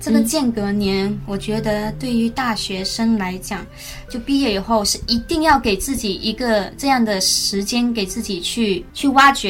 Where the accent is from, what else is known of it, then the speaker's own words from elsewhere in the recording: Zhanjiang, Guangdong, China; accent: non-standard Mandarin (Guangdong); 广东人嘛，就是大家都说我的普通话不标准。